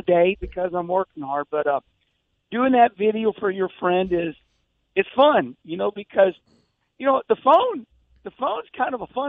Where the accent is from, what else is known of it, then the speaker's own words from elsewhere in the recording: St. Louis, Missouri, United States; winning in front of my hometown